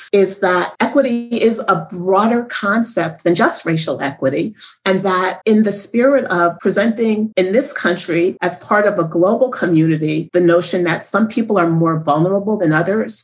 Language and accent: English; Northeast, United States; I'm from the Northeast.